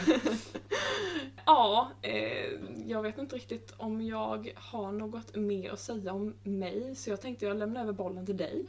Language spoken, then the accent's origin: Swedish; Småland, Sweden; jag är smålänning som ni hör